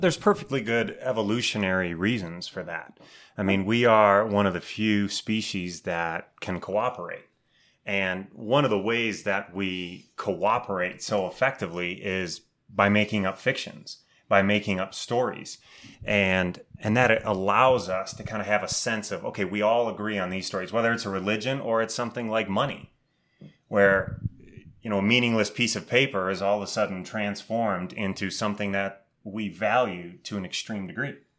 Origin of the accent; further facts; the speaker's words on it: Wheaton, Illinois, United States; I grew up Catholic in Wheaton, Illinois